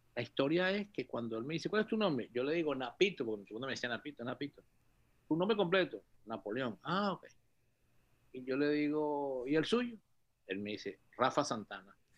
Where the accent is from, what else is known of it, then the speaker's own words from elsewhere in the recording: Venezuela; yo nací, pero mi, mi, en el año 57, y yo vivía en una urbanización Francisco de Miranda